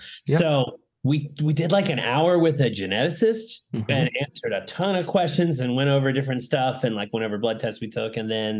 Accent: Florida, United States; also born or lived in Lakeland, Florida; I live in Lakeland, Florida, in the heart of the state.

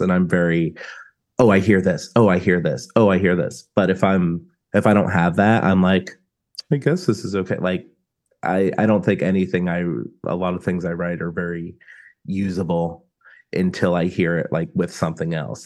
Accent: South Florida, United States; We're from South Florida.

